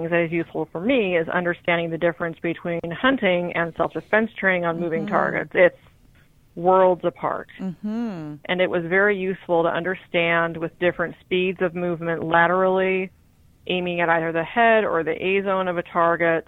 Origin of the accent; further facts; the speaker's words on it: Washington, United States; I grew up in Washington State